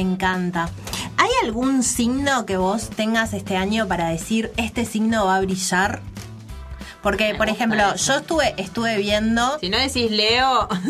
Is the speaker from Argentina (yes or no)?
yes; Buenos Aires, Argentina; yo nací en Buenos Aires, no nací en, Uruguay.